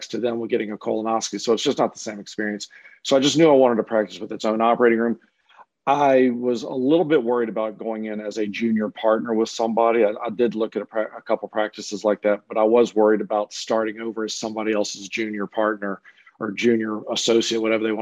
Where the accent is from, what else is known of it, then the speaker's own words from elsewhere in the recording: Louisiana, United States; also born or lived in Cleveland; I was originally from Louisiana